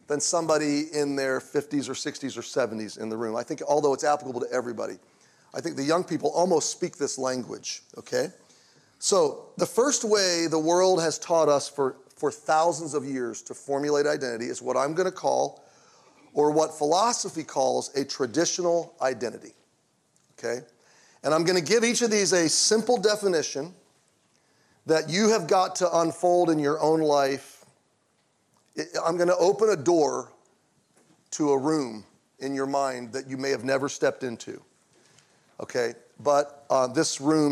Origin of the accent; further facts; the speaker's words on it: Baltimore, Maryland, United States; I was born in Baltimore, Maryland in 1969